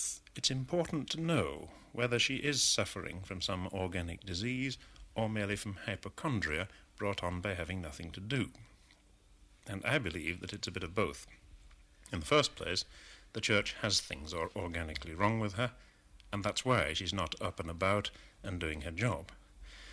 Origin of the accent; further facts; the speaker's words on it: England, United Kingdom; as an Englishman